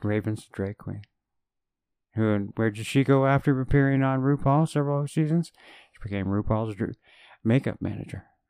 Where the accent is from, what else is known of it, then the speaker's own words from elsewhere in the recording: Canada; as a Canadian